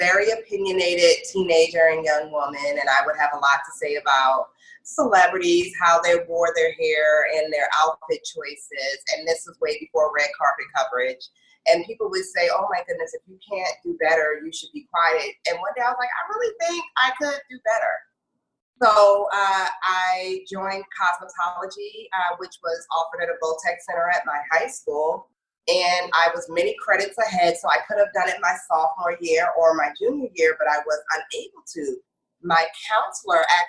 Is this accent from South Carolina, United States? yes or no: no; Northern Virginia, United States; moved away as an adult; also born or lived in Brooklyn, New York; now in New York, United States; I was born in Brooklyn, but raised in the Northern Virginia area